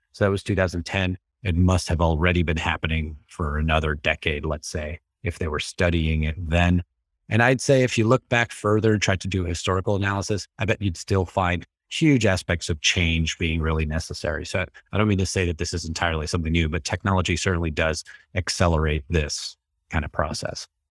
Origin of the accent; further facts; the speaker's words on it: New York City, New York, United States; moved away as an adult; also born or lived in Tampa, Florida; now in Melbourne, Florida, United States; Originally from New York City